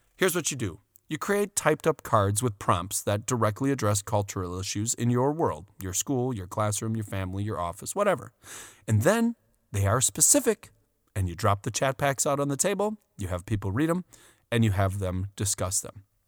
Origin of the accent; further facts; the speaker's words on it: Wisconsin, United States; We're from Wisconsin.